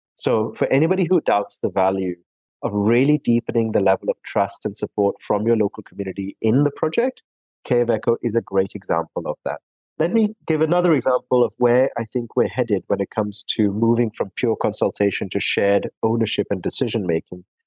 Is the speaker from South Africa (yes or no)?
yes; South Africa; also born or lived in India; I was born in India and raised for much of my life in South Africa